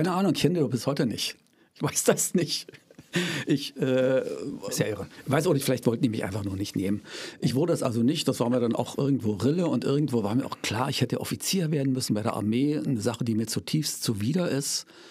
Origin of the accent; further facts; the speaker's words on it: Senftenberg, Brandenburg, Germany; ich stamme hier ganz aus der Nähe, also in der Nähe von Senftenberg in Brieske Ost mhm. äh, stand mein Elternhaus